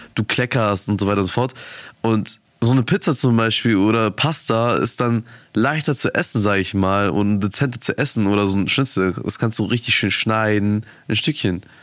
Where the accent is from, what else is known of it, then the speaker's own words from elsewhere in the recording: Germany; ich bin full deutsch natürlich